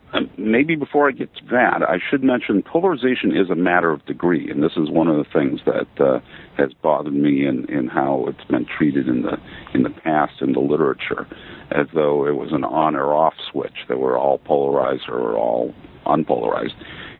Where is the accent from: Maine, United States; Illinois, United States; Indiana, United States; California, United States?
Maine, United States; We have a home on Peaks Island. I'm originally from Maine.